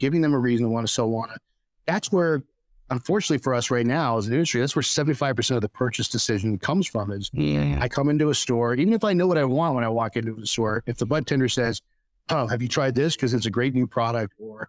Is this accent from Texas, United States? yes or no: yes; Texas, United States; And we said, oh, we're from Texas. We eat jalapenos.